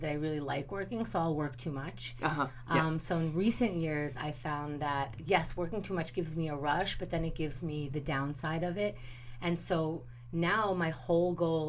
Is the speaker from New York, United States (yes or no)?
yes; New York City, New York, United States; also born or lived in Israel; I was born in Israel, and I grew up in Queens since I was 4.